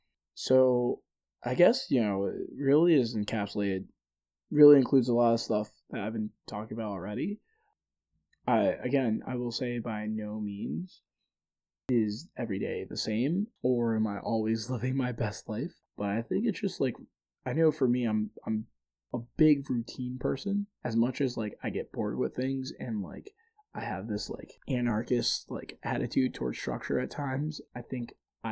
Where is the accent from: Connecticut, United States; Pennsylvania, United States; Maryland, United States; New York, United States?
Pennsylvania, United States; Philadelphia; walking through Philly and realizing like, hey, I used to, the area I grew up in Philly versus like where I live now is so drastically different in terms of outcomes.